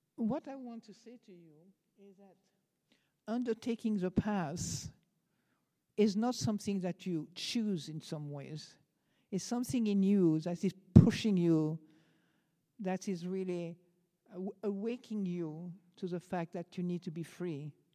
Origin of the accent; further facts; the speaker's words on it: France; accent: French; English is a second language; moved away; I'm French